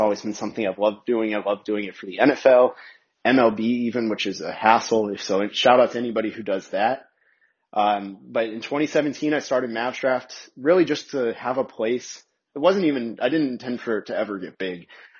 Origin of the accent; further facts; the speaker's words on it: Dallas, Texas, United States; also born or lived in Orlando, Florida; I moved to Dallas when I was 5 years old in 1999, so you can do the math on how old I am.